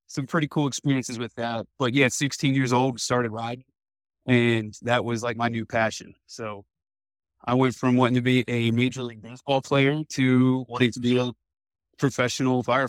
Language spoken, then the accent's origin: English; east of Annapolis, Eastern Shore of Maryland, United States; I grew up just over the Bay Bridge, the Chesapeake Bay Bridge, probably 10 minutes east of Annapolis.